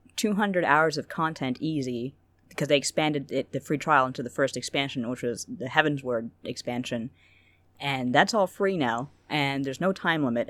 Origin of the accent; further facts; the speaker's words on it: Canada; I'm a very mild mannered Canadian